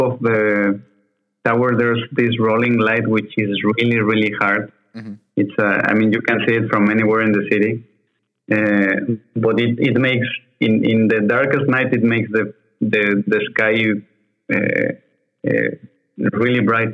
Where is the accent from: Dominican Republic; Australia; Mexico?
Mexico; moved away as an adult; also born or lived in Mexico City; now in Paris, France; I'm originally from Mexico